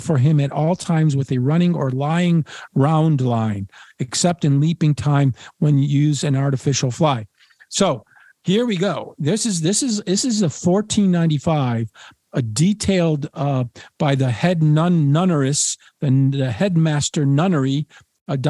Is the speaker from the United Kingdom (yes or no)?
yes; Cornwall, South West England, United Kingdom; I'm from Cornwall, and we call it Treatise.